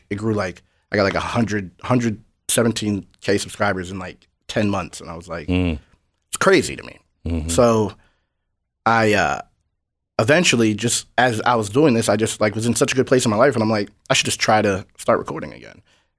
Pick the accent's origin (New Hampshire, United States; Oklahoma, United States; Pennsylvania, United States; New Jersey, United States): New Hampshire, United States; I'm from New Hampshire. It's like 95% white. There's like no real struggle.